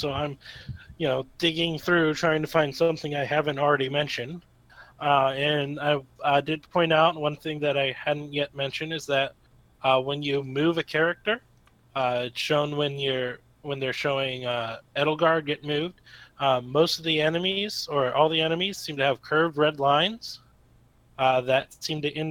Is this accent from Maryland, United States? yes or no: yes; Maryland, United States; now in Florida, United States; I grew up in Maryland